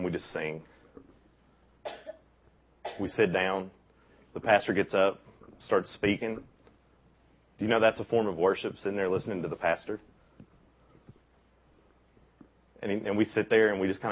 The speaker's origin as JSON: {"language": "English", "town": "Bristol", "region": "Tennessee", "country": "United States", "tie": "born or raised there", "said": "I grew up in Bristol."}